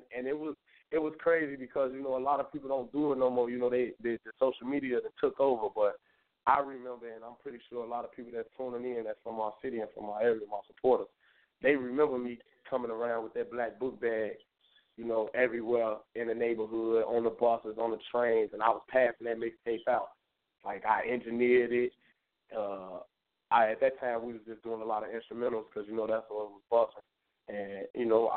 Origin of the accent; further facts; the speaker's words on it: Chicago, Illinois, United States; I'm from Chicago, Westside, 290